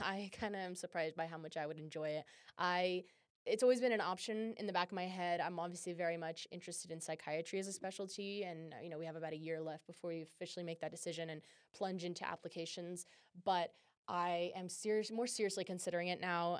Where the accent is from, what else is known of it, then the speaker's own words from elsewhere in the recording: California, United States; now in Utah, United States; I'm from California as well